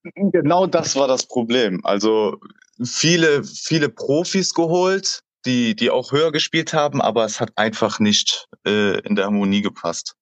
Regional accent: Aachen, North Rhine-Westphalia, Germany; moved away; also born or lived in Northern Germany / Koblenz; ich bin ja gebürtiger Aachener.

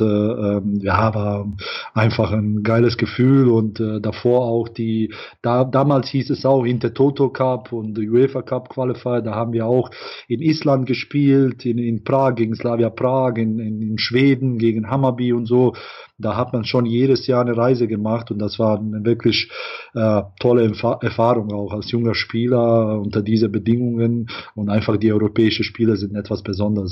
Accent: Bosnia & Herzegovina; moved away; also born or lived in Ireland; wir stammen natürlich alle aus Bosnien

